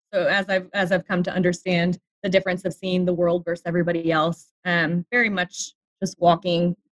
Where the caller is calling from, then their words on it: Kansas City, Missouri, United States; moved away as an adult; I am calling in from Kansas City. Kansas City, Missouri.